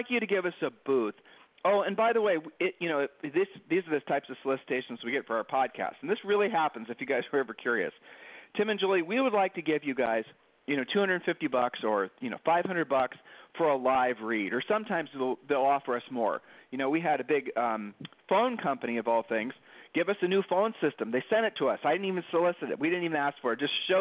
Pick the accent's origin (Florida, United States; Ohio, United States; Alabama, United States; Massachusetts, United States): Ohio, United States; Columbus; we're from Columbus, Ohio.